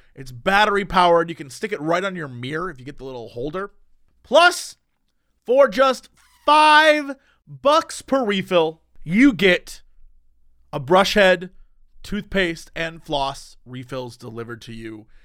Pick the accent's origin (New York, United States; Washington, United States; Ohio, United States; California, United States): Ohio, United States; Oakwood; growing up in Oakland, Ohio.